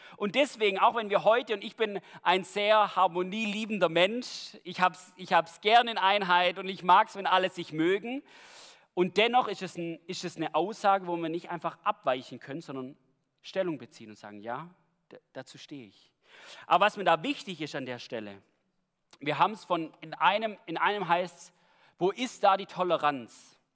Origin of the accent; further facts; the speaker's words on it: Germany; bei uns in Deutschland